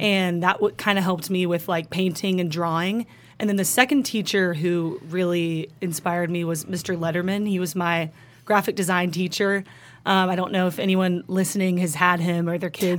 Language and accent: English; Highland Park, Texas, United States; also born or lived in Austin, Texas; growing up in Highland Park